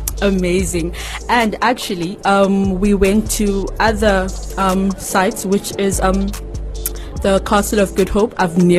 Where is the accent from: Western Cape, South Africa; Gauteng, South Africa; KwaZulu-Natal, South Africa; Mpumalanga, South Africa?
Western Cape, South Africa; Cape Town; now in Khayelitsha, South Africa; I am from Langa. I grew up in Langa, but currently staying in Kyeezi.